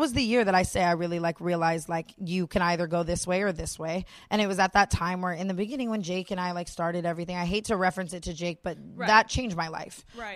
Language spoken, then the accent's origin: English; Las Vegas, Nevada, United States; I was born and raised in Las Vegas, which is a very sexualized city.